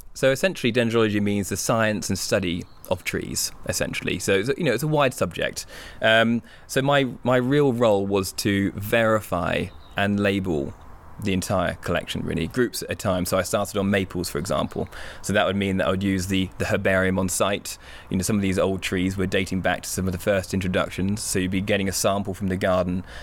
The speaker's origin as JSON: {"language": "English", "area": "Hampshire", "region": "South East England", "country": "United Kingdom", "tie": "born or raised there", "said": "as an only child growing up in the Hampshire countryside"}